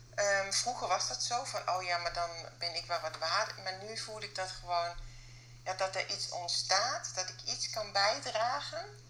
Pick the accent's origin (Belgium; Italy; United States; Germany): Germany; accent: German; Dutch is a second language; moved away as an adult; now in Netherlands; Ook met mijn Duitse paspoort, ook met mijn Duits accent